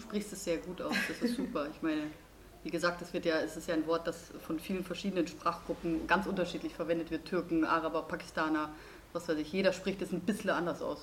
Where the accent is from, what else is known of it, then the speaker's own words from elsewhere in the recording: Munich, Bavaria, Germany; ich komme ja aus München